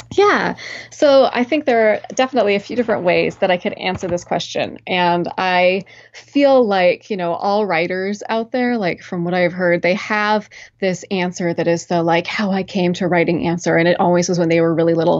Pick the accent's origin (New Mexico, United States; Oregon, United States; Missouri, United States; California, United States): Oregon, United States; McMinnville; moved away as an adult; now in Williamstown, Massachusetts, United States; I'm originally from Oregon, from a, uh, small town outside of Portland